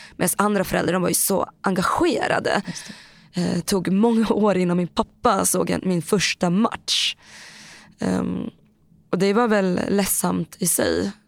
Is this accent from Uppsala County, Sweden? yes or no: no; Boden, Norrbotten County, Sweden; also born or lived in Thailand / Bangkok; Jag var två och ett halvt, ungefär, nästan tre, när jag kom mm. hit. Så den har jag bott hela mitt liv i Boden.